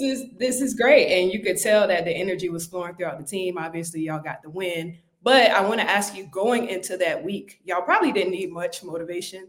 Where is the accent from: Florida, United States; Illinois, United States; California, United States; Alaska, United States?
Florida, United States; Dade County; I'm from Dade County